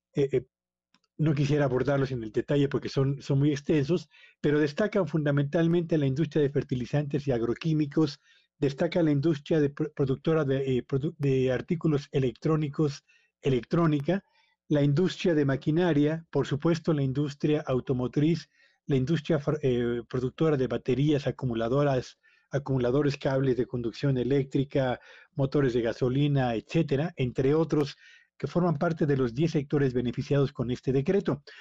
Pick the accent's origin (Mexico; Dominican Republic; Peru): Mexico